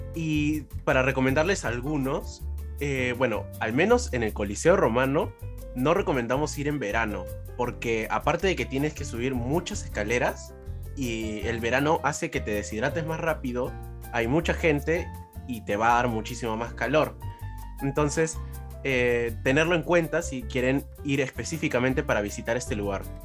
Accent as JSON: {"language": "Spanish", "country": "Peru", "said": "lo que somos los peruanos en el extranjero"}